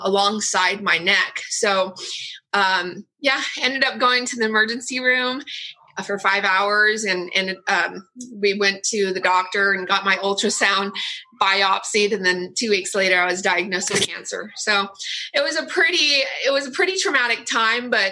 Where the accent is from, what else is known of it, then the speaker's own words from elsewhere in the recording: Orange County, California, United States; also born or lived in Vietnam; I was born in Vietnam and I was so lucky that I was sponsored and we got to the OC. So I've been in Orange County for over 40 years